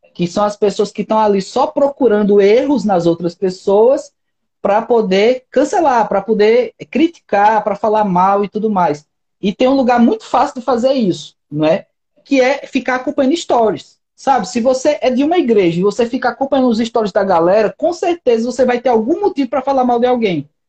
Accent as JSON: {"language": "Portuguese", "country": "Brazil", "said": "eu moro no Brasil, nunca saí do Brasil"}